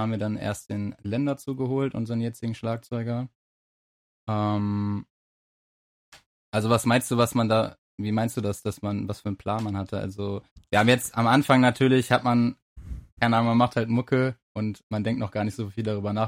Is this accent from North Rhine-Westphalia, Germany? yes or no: yes; Essen, North Rhine-Westphalia, Germany; wir kommen ja auch aus Essen